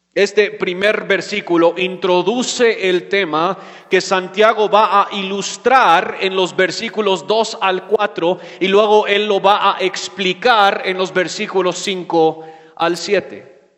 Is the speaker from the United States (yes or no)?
yes; United States; moved away; soy gringo